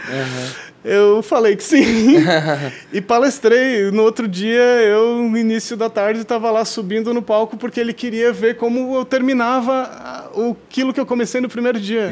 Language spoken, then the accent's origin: Portuguese; South Region, Brazil; nós que somos aqui do Sul